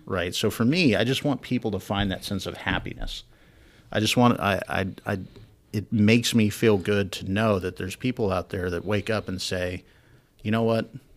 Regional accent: Wyoming, United States; moved away; I'm from Wyoming

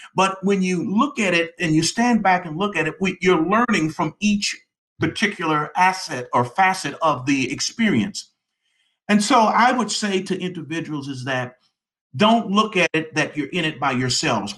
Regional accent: Detroit, Michigan, United States; moved away as an adult; now in Atlanta, United States; That's where I was born and raised in the Detroit area

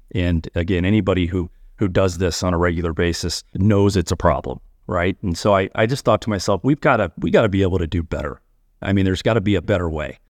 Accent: a suburb of Saint Louis, Missouri, United States; also born or lived in Cincinnati; I actually practice in my hometown

